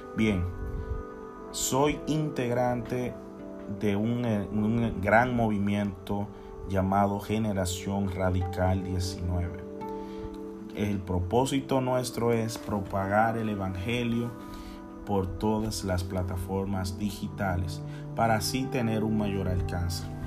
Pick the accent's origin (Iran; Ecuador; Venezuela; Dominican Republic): Dominican Republic; Santiago de los Caballeros, Santiago; soy de la República Dominicana, de una hermosa ciudad llamada Santiago de los Caballeros